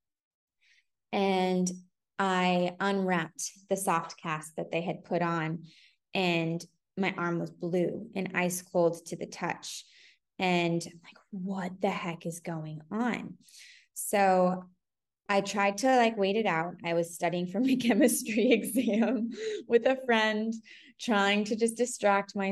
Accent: San Francisco, California, United States; moved away as an adult; also born or lived in New York; I'm from San Francisco, born and bred

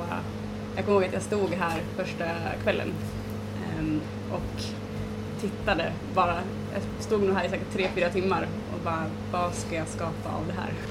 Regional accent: Falun, Dalarna County, Sweden; also born or lived in Stockholm; Jag har bott i Stockholm, jag har bott i Falun där jag kommer ifrån och varit ute och rest mycket och så.

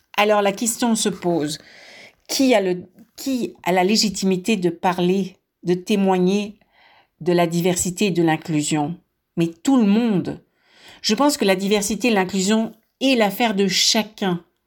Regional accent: France; moved away; je suis née en France. Mon accent me trahit.

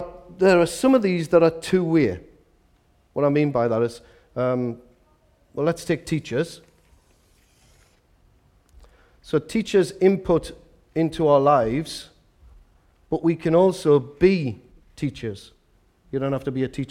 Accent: Newcastle upon Tyne, North East England, United Kingdom; I'm from Walker.

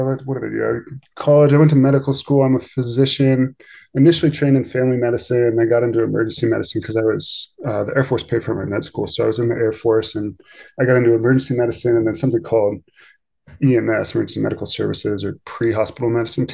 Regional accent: Pennsylvania, United States; moved away as an adult; now in Idaho, United States; I grew up in Pennsylvania

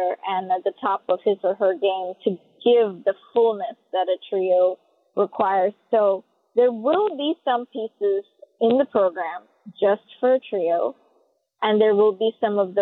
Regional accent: South India, India; moved away; I was born in South India, so I grew up playing Chopin and Mozart

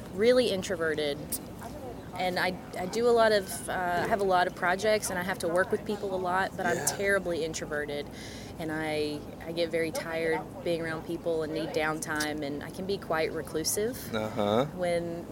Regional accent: Knoxville, Tennessee, United States; moved away as an adult; also born or lived in Georgia; born and raised in Knoxville.

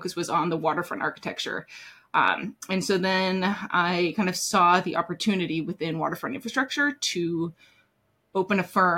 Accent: Anchorage, Alaska, United States; also born or lived in Middle East / Northeast US; now in New York City, United States; I grew up in Anchorage, Alaska

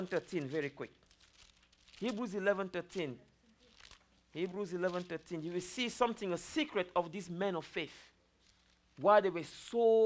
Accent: Cameroon; moved away; I'm originally from Africa, Cameroon

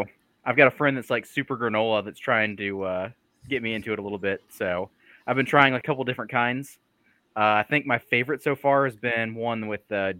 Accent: Cumming, Georgia, United States; now in Cleveland, Georgia, United States; I grew up in Forsyth County, Georgia, which has a questionable history at best.

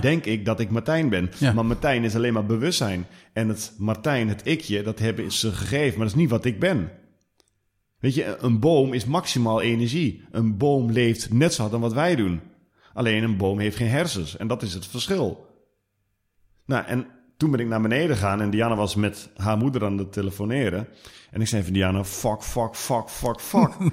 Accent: Twente, Overijssel, Netherlands; accent: Twentse tongval; ik kom uit Twente.

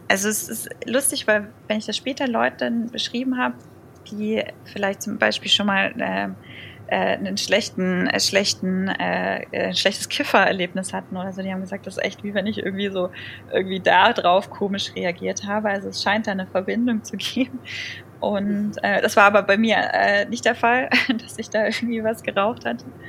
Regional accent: around Stuttgart, Baden-Württemberg, Germany; ich komme ja aus der Ecke, also rund um Stuttgart

